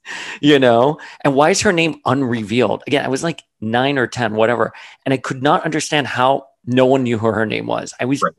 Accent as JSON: {"language": "English", "town": "Miami", "region": "Florida", "country": "United States", "tie": "born or raised there", "said": "I grew up in Miami during the 80s and the 90s during the cocaine war."}